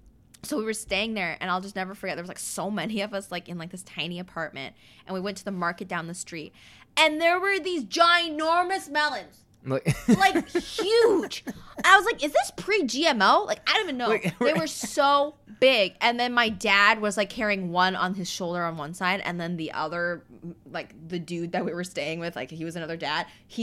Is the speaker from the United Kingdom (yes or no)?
no; Windsor, Ontario, Canada; also born or lived in Saskatchewan, Canada / Washington, United States; Mm-hmm, and I just remember when I was 6, we had just moved to Windsor. So actually, here, I was born in Saskatchewan, okay?